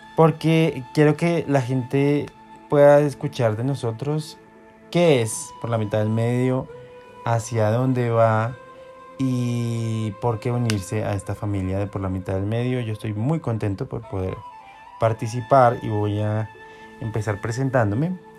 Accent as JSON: {"language": "Spanish", "country": "Colombia", "said": "lo estamos haciendo desde Colombia, somos colombianos"}